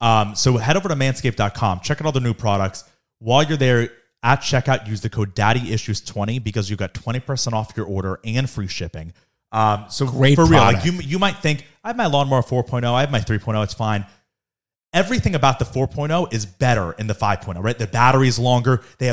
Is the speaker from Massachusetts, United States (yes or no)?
no; Florida, United States; even though I grew up in Florida, but the town I grew up in is mostly New Yorkers, so that's just the way it is.